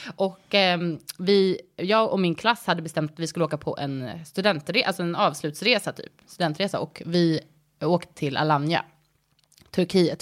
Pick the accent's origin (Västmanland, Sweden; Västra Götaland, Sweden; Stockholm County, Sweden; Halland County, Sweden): Stockholm County, Sweden; Stockholm; also born or lived in United States; jag kommer från Stockholm. Jag är uppvuxen här